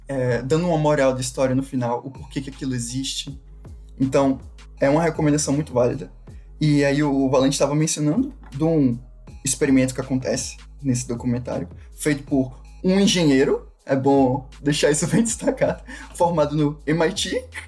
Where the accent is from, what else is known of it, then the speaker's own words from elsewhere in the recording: Brazil; eu nasci no Brasil